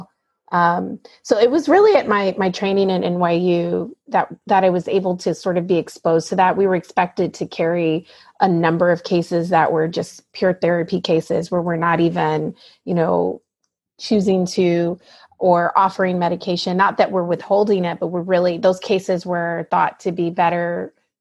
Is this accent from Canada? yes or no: no; the South, United States; moved away as an adult; I grew up in the South and was really surrounded by people who looked like me